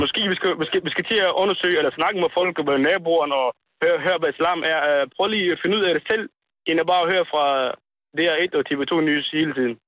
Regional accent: Somalia; now in Denmark; Jeg kommer op fra Somalia

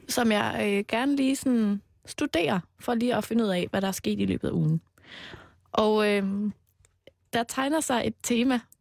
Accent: Denmark; Jeg er jo fra Jylland

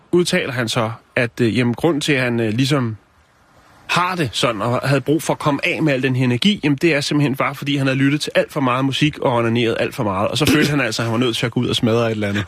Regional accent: Denmark; der, hvor jeg kommer fra, der cyklede vi ned til noget, der hedder Tusind Ting i Lønby

